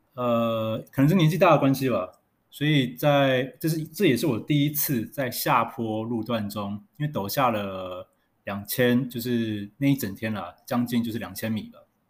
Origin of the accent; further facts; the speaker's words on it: Taipei, Taiwan; 因为我是台北人